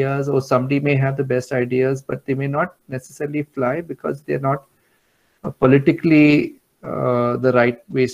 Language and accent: English; Mumbai, Maharashtra, India; I am from Bandra and Mumbai